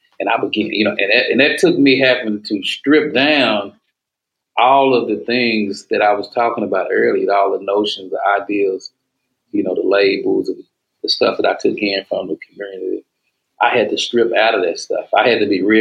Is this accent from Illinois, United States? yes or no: no; Dallas, Texas, United States; I'm from East Dallas